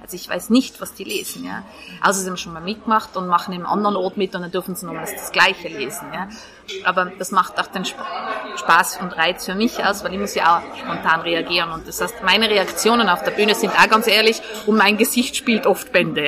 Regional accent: Tyrol, Austria; now in Vienna, Austria; ich komme aus Tirol

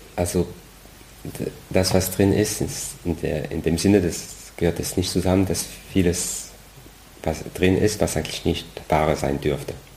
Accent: France; German is a second language; moved away as an adult; now in Germany; eigentlich komme ich aus Frankreich, deswegen dieser komische Name

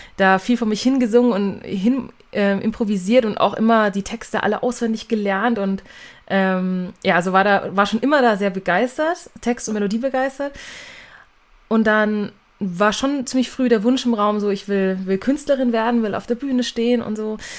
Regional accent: Nuremberg, Bavaria, Germany; first language German; bin aus Nürnberg

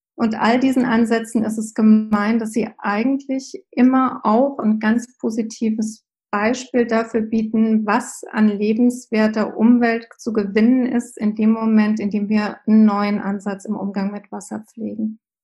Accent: Germany; bei uns in Deutschland

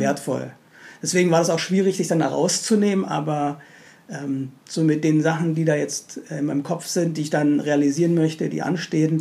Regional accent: Stuttgart, Baden-Württemberg, Germany; moved away as an adult; also born or lived in Berlin; bin gebürtiger Berliner, aber war lange, lange, lange Zeit in ah, Stuttgart

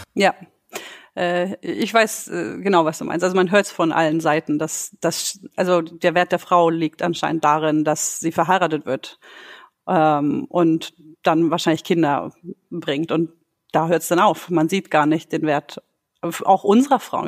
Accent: Germany; moved away as an adult; now in Sweden; meine Eltern stammen aus dem Kosovo. Äh, ich bin aber in Deutschland aufgewachsen. Und mittlerweile lebe ich in Schweden

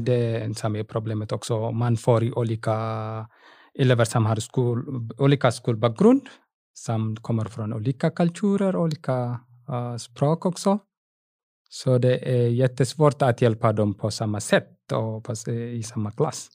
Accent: Eritrea; Swedish is a second language; moved away as an adult; now in Ludvika, Sweden; jag var lärare, matte och fysiklärare i Eritrea på gymnasietnivå. När jag kom hit

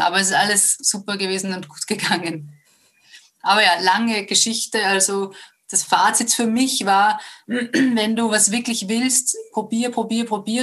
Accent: Upper Austria, Austria; moved away as an adult; also born or lived in Vienna; ich bin ursprünglich aus Oberösterreich

